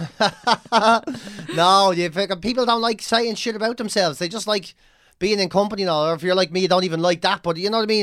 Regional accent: Ireland; ourselves as Irish people

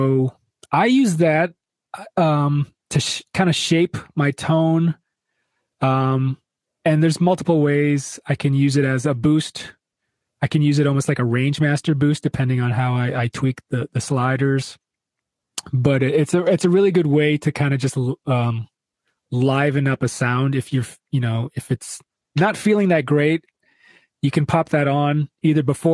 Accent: Detroit, Michigan, United States; I'm from Detroit

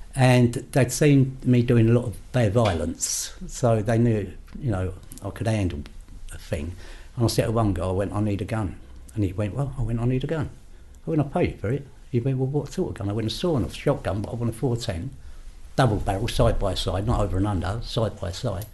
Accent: London, United Kingdom; I grew up in King's Cross area

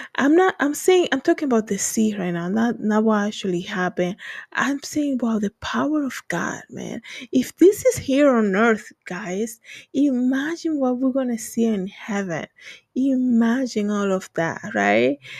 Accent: Dominican Republic; English is a second language; moved away; I'm from the Dominican Republic

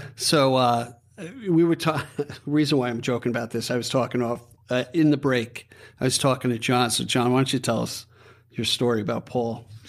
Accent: Levittown, New York, United States; I'm a guy from Levittown

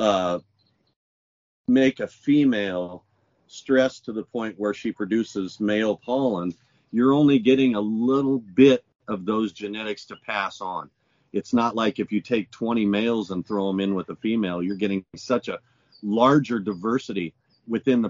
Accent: Colorado, United States; also born or lived in Montana / California; now in Hawaii, United States; I'm originally from Colorado

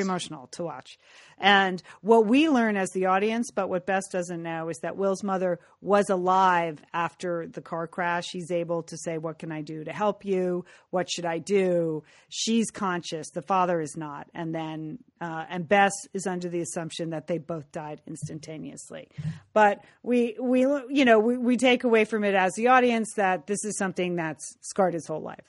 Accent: California, United States; speaking as a Californian

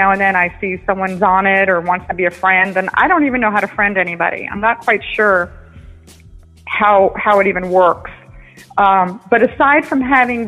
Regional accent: United States; I'm an American. I'm born in America.

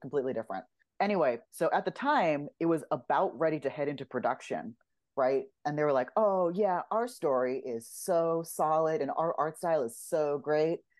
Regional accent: Los Angeles, California, United States; I grew up in Los Angeles, what I realized is kind of unusual for somewhere to animation, but I grew up here.

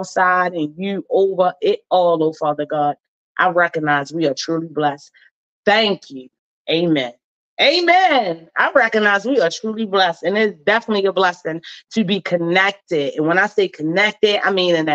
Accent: Baltimore, Maryland, United States; I'm born and raised in Baltimore City

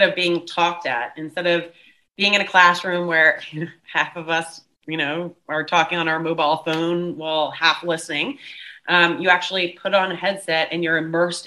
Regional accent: United States; moved away as an adult; now in Cape Town, South Africa; I'm American, but moved nearly 17 years ago, actually, to South Africa

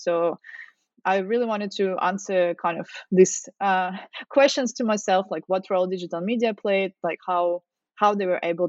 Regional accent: Russia; moved away as an adult; now in Australia; So originally I'm from Russia. I guess you could guess it from my surname. I came to Australia to work on my PhD

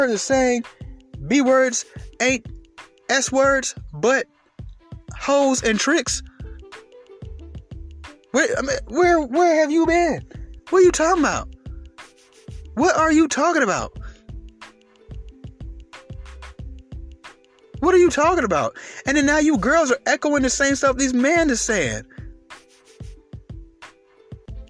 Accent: Atlanta, Georgia, United States; I grew up in Atlanta.

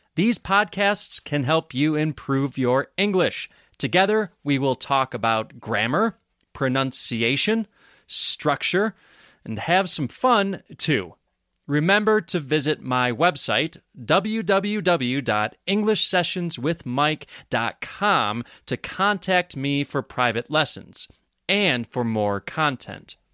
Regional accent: Rochester, New York, United States; moved away as an adult; now in Bisbee, United States; I live in Bisbee, Arizona, United States of America. But I grew up in Rochester, New York

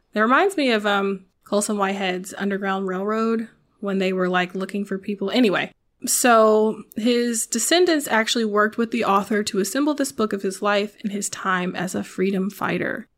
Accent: the South, United States; moved away as an adult; also born or lived in Nashville; I'm from the South

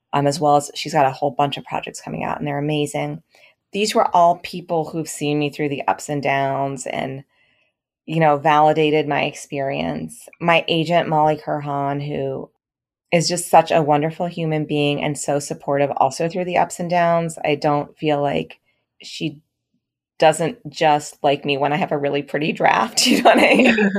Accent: United States; as an Indian American writer

